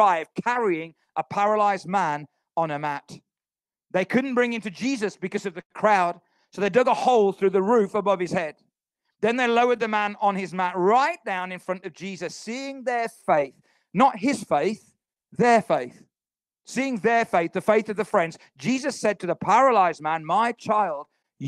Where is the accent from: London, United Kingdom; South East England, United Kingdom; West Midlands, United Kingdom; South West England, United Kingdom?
West Midlands, United Kingdom; Halesowen; our town is called Halesowen. None of you have heard of it because it's a little town outside Birmingham. When people say, where are you from? I say Birmingham